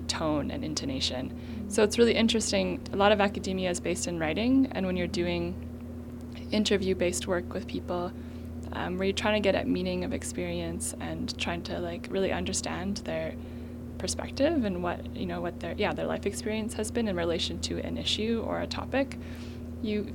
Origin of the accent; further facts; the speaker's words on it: Winnipeg, Manitoba, Canada; I grew up in Winnipeg.